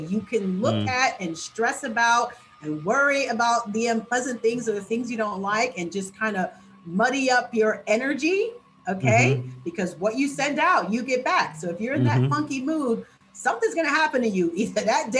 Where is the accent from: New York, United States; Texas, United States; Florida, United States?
New York, United States; New York City; So we started here in my hometown in New York City in Times Square. And then because I'm such a New Yorker